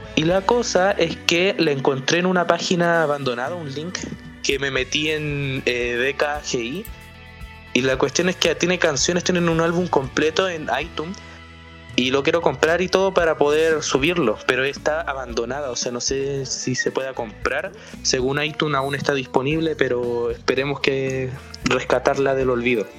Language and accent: Spanish; Chile; yo soy el único, por decirlo así como chileno